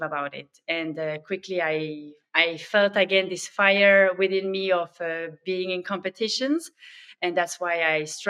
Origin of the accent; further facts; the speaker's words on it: Switzerland; I quickly started to join the swimming club there where I grew up in Switzerland